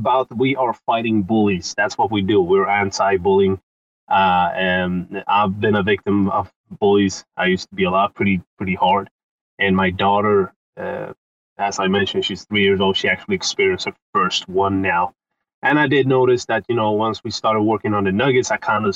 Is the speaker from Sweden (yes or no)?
yes; Sweden; I'm from Sweden, 36, and I'm an entrepreneur here in Sweden.